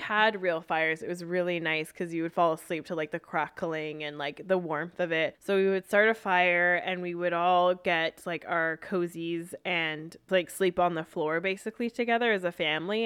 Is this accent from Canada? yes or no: yes; Vancouver, British Columbia, Canada; I grew up in Vancouver, still am here